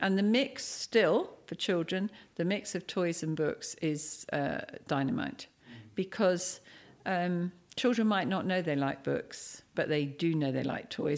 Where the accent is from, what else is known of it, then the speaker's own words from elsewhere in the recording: Cambridge, East of England, United Kingdom; moved away as an adult; now in Dubai, United Arab Emirates; I'm from Cambridge